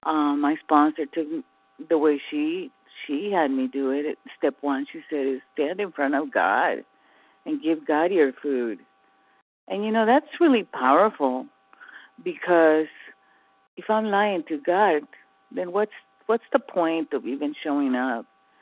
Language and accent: English; California, United States; from California.